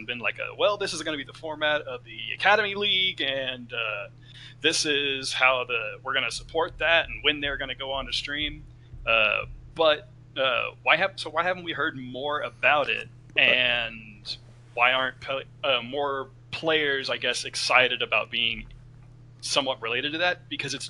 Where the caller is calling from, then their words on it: Dallas, Texas, United States; I'm calling from the great nation of Dallas, Texas.